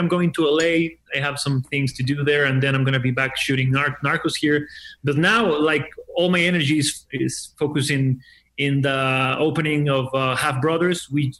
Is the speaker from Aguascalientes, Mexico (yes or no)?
yes; Aguascalientes, Mexico; I'm from Aguascalientes. I'm from Aguascalientes, a really small town in the middle of the country.